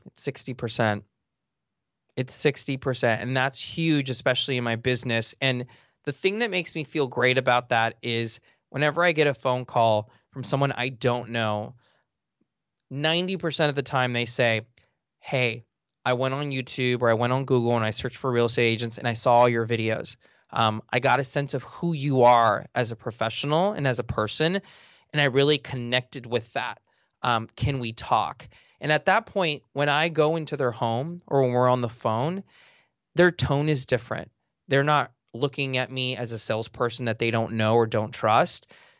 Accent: Los Angeles, California, United States; I grew up in Eagle Rock in the eastern part of Los Angeles. You know, my dad, a janitor, he's still a janitor, and my mom was a seamstress.

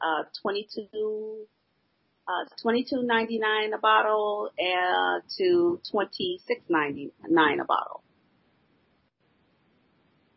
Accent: Illinois, United States; my home state, Illinois

